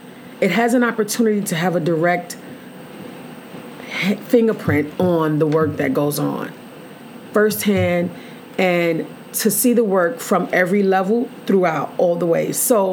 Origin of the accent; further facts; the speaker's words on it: Mississippi, United States; Born and raised in Mississippi, and we've made it.